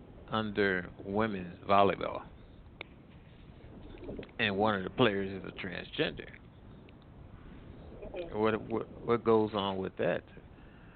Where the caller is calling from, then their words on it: Midwest, United States; I'm calling from the Midwest.